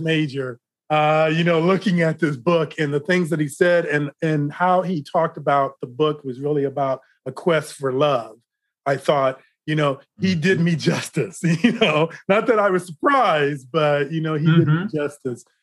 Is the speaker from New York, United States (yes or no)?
no; Decatur, Illinois, United States; moved away; also born or lived in Los Angeles; I grew up in Decatur, Illinois.